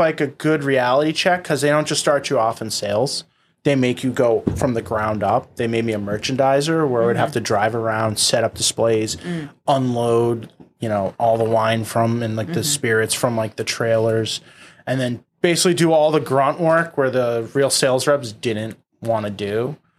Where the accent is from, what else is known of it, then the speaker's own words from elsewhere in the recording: Boston, Massachusetts, United States; born and raised in Boston